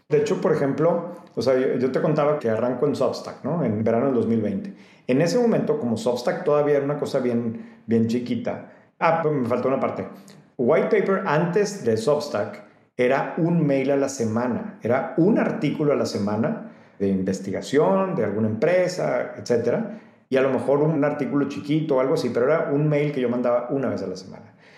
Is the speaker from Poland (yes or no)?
no; Mexico; como mexicanos o como gente que no vives en Estados Unidos